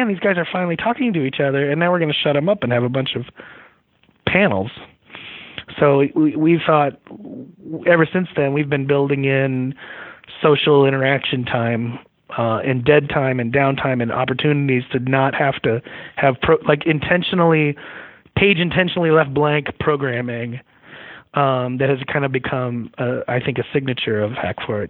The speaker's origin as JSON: {"language": "English", "area": "Long Island", "region": "New York", "country": "United States", "tie": "born or raised there", "also_born_or_lived": "Montana", "moved": "as an adult", "lives_now": "Idaho, United States"}